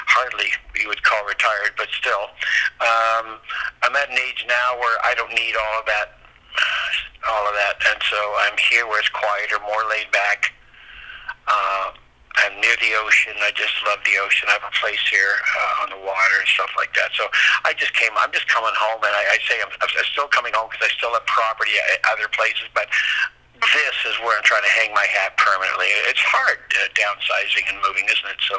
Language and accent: English; Nova Scotia, Canada; moved away as an adult; also born or lived in Woodstock, New Brunswick / Brantford, Ontario / Montreal; I'm from here. I mean, I was I was I was raised in Nova Scotia, so I have friends that go back a long way, and I have relatives still down here